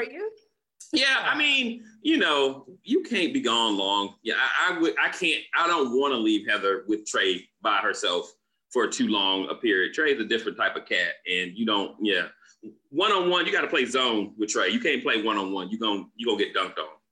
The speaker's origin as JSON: {"language": "English", "region": "Florida", "country": "United States", "moved": "yes", "said": "I'm originally from Florida myself"}